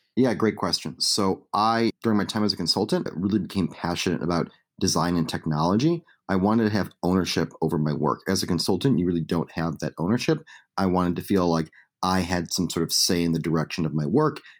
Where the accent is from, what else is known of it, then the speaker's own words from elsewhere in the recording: Chicago, Illinois, United States; a young kid growing up in Chicago